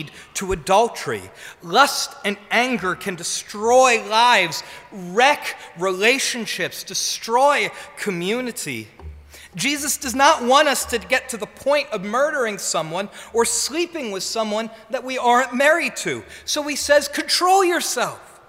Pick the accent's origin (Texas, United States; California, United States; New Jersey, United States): New Jersey, United States; I'm from New Jersey.